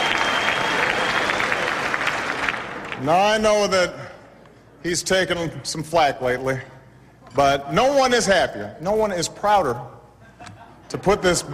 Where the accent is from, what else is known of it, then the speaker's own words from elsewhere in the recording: Hawaii, United States; I was born in Hawaii, August 4th, 1961, in Kapi'olani Hospital